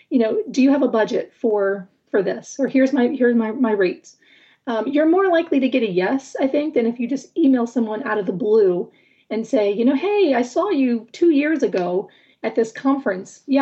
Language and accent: English; Michigan, United States; what a coincidence that we're both from Michigan.